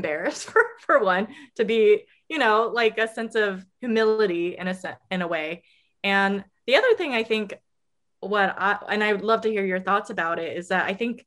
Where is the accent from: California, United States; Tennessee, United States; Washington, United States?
California, United States; I'm originally from California